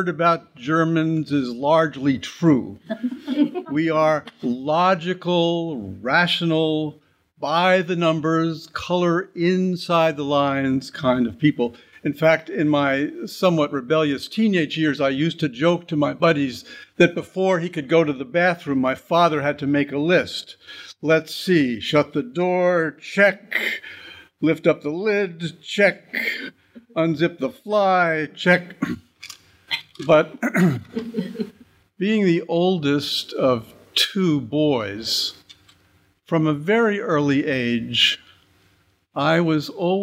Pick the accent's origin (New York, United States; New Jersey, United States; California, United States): New York, United States; Great Neck; I grew up in Great Neck on the North Shore of Long Island